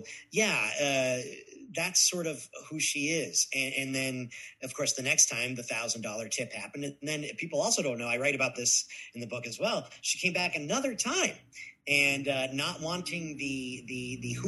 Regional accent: Guilford, Connecticut, United States; Guilford, Connecticut, Guilford. A small town in Connecticut.

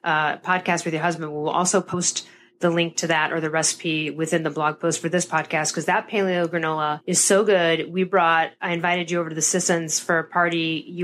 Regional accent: Chicago, Illinois, United States; we're from Chicago. We're going to have to order that Pacino's in and do that at some point.

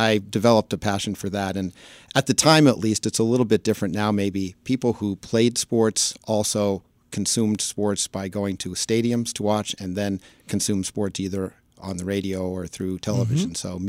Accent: New York City, New York, United States; accent: New Yorker; moved away as an adult; also born or lived in Massachusetts / Washington, D.C.; I grew up in Manhattan, then went to college in Massachusetts and came down to D.C. just after

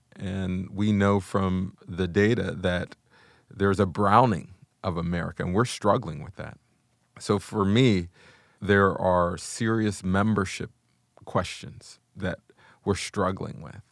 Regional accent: Wilkinsburg, Pennsylvania, United States; I grew up in Wilkinsburg, Pennsylvania, which is right on the inside of Pittsburgh, Pennsylvania

